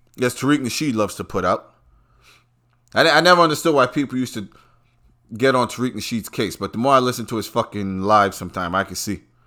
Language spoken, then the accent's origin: English; New York, United States; I'm from New York